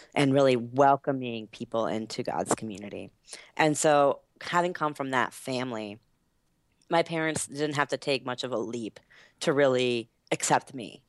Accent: Asheville, North Carolina, United States; moved away as an adult; also born or lived in Boston; now in Washington, D.C., United States; I grew up in North Carolina, specifically Western North Carolina. So in the mountains, um, is where I call home in Asheville.

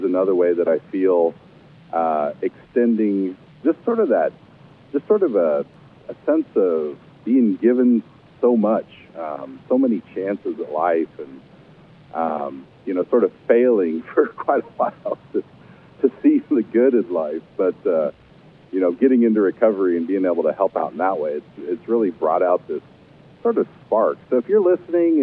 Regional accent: Kansas City, United States; now in Lincoln, United States; I was raised in Kansas City and grew up in the Methodist Church there

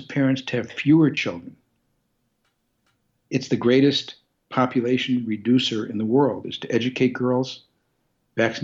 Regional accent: Detroit, Michigan, United States; I come from Detroit

